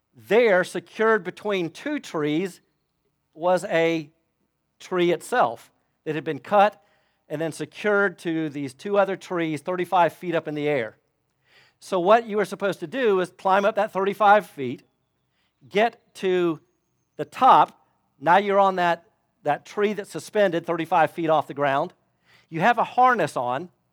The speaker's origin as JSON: {"language": "English", "region": "Florida", "country": "United States", "tie": "born or raised there", "moved": "yes", "said": "I grew up in Florida"}